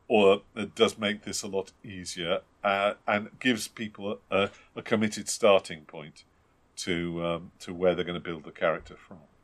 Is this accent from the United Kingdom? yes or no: yes; United Kingdom; we're British and terribly civilized